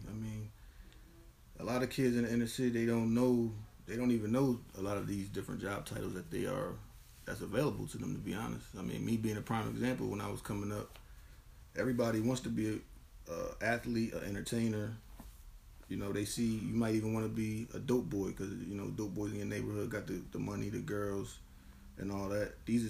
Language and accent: English; Camden, New Jersey, United States; coming from Camden, I was born in Camden, definitely a Camden dude to the core.